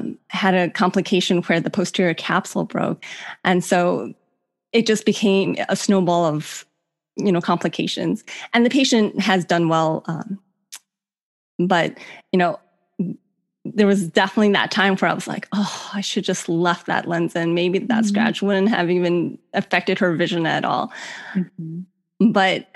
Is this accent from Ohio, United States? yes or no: yes; Cleveland, Ohio, United States; moved away as an adult; also born or lived in Virginia; I grew up in Cleveland